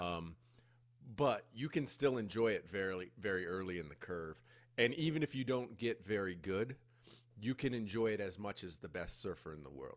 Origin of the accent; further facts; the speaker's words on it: United States; moved away as an adult; now in Costa Rica; growing up in the States